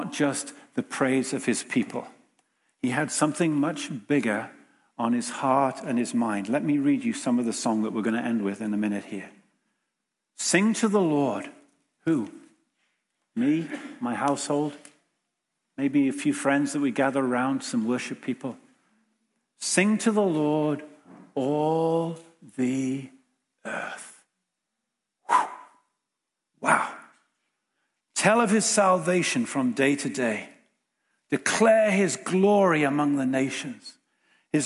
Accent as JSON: {"language": "English", "region": "England", "country": "United Kingdom", "moved": "as an adult", "lives_now": "Winnipeg, Canada", "said": "us all being English"}